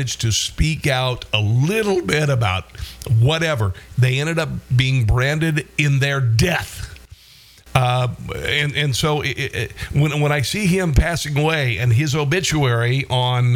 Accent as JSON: {"language": "English", "region": "Iowa", "country": "United States", "said": "my home state of Iowa"}